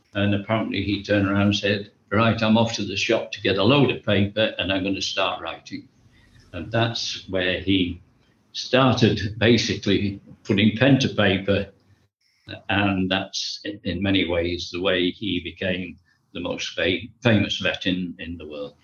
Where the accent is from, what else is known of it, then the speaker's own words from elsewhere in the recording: Buxton, East Midlands, United Kingdom; I was uh, born and brought up in a town called Buxton, which is in Derbyshire